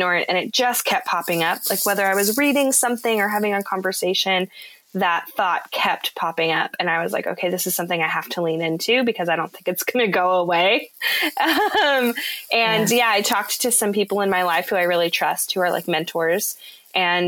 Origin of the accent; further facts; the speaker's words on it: California, United States; moved away as an adult; also born or lived in Nashville, Tennessee; I'm from California originally